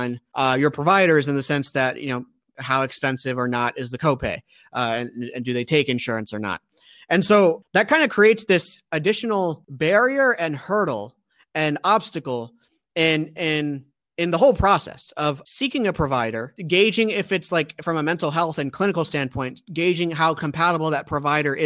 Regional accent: Maryland, United States; my home state, which is Maryland

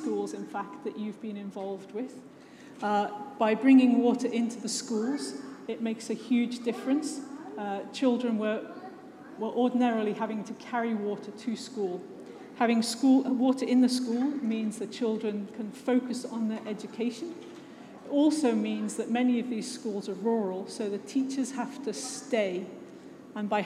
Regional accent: just outside of Liverpool, North West England, United Kingdom; I was born just outside of Liverpool. I grew up there

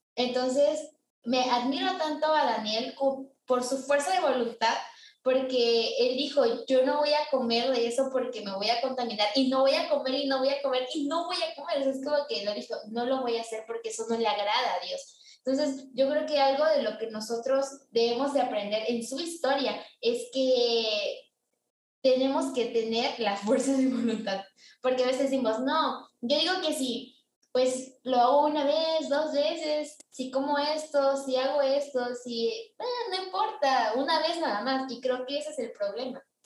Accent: Mexico; moved away; yo soy pues de México, pero vivo en una parte donde yo no nací

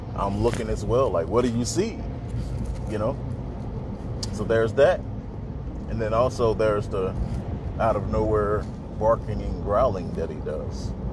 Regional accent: Mississippi, United States; now in Texas, United States; I'm a artist from Mississippi. I currently stay in Texas

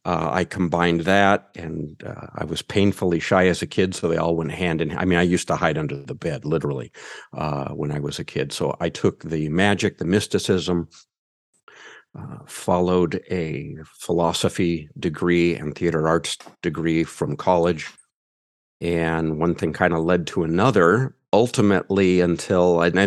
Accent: United States; accent: American; I'm male and I'm American.

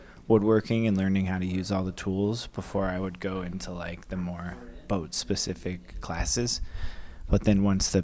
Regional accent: Aurora, Ohio, United States; moved away as an adult; also born or lived in Seattle; now in Mexico; I'm from Ohio, a town called Aurora.

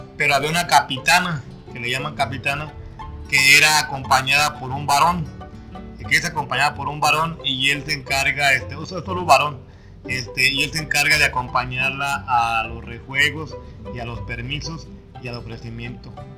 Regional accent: Uruapan, Michoacán, Mexico; soy del barrio de San Juan Evangelista.

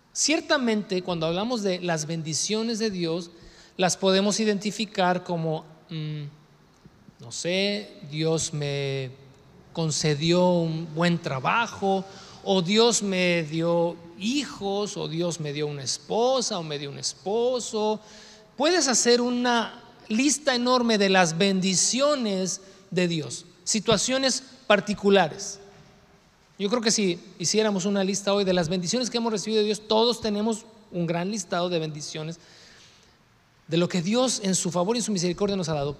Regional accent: Mexico; somos mexicanos y que el nopal en la frente

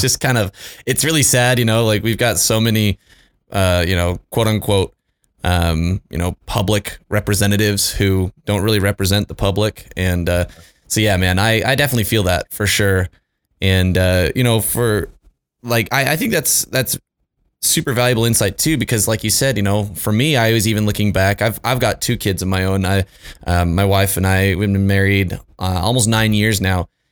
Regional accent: Utah, United States; moved away as an adult; also born or lived in Houston; I grew up in Utah

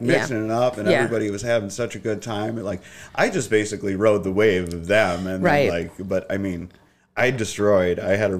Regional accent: Sterling Heights, Michigan, United States; Yeah, the east side of Sterling Heights. So that was like, there was a difference because one side was predominantly Chaldean and then the other side was Polish and Italian.

